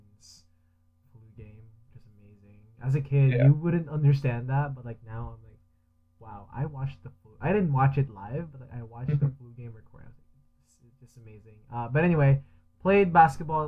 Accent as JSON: {"language": "English", "country": "Philippines", "tie": "born or raised there", "moved": "yes", "lives_now": "Canada", "said": "I grew up in the Philippines"}